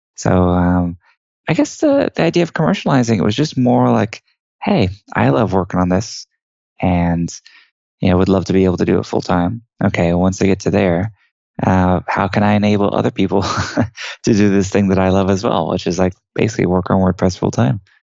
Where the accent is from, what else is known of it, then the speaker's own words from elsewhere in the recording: Houston, Texas, United States; I was born and raised in Houston, Texas, which is actually where I'm talking to you from today